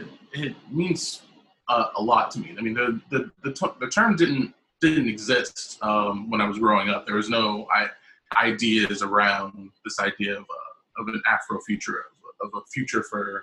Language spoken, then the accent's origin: English; South Carolina, United States; also born or lived in Canada / Mexico; I'm originally from South Carolina, and I've been sort of moving north my entire life. Lived in the Midwest, lived in Canada, lived in Mexico